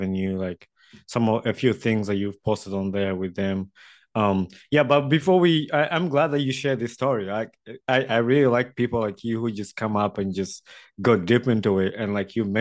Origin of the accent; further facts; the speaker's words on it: Wakiso, Central Region, Uganda; moved away; also born or lived in Kampala; I grew up in Wakiso